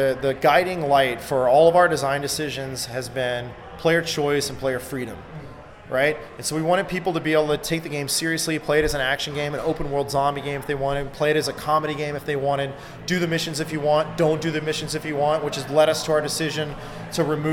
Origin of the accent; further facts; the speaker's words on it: Texas, United States; I'm from Texas